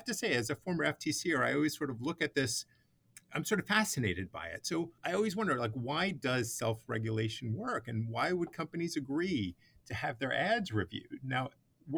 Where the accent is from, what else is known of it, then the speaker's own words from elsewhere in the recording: New York City, New York, United States; growing up in Brooklyn